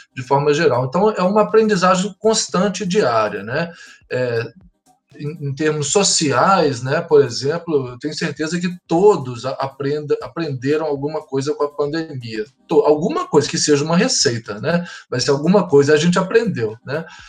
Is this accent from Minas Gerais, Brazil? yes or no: yes; Belo Horizonte, Minas Gerais, Brazil; moved away as an adult; also born or lived in Triângulo Mineiro / São Paulo; now in Blumenau, Brazil; eu sou mineiro, é, nasci no Triângulo Mineiro, mas morei em Belo Horizonte a maior parte da minha vida. Hoje eu moro em Blumenau